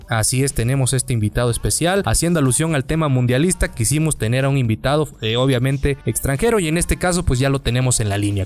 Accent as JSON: {"language": "Spanish", "country": "Mexico"}